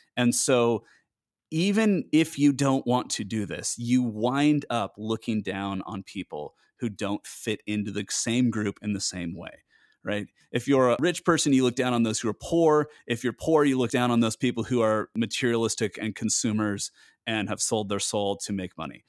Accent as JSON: {"language": "English", "country": "United States", "moved": "yes", "said": "as an American"}